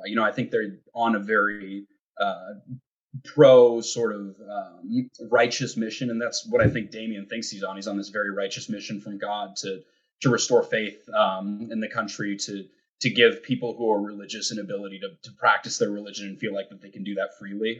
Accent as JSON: {"language": "English", "region": "Montana", "country": "United States", "tie": "born or raised there", "said": "I'm from Montana, which is like kind of you know the most middle of the country"}